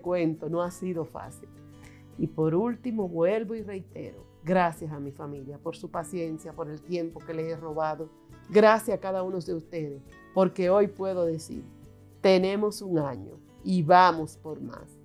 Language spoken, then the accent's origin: Spanish; San Juan de la Maguana, San Juan, Dominican Republic; mis padres me permitieron formar parte de su grupo de jóvenes, siendo yo una niña, en San Juan de la Maguana